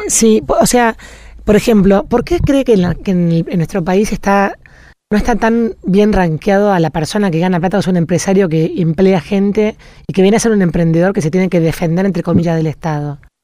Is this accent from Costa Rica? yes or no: no; Argentina; nosotros como argentinos